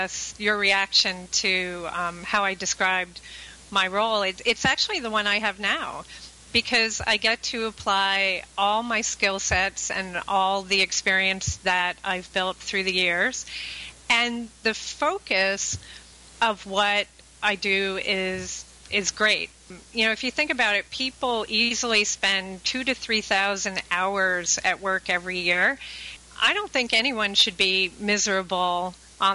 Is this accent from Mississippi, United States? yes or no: no; Connecticut, United States; I hail from the Northeast, from Connecticut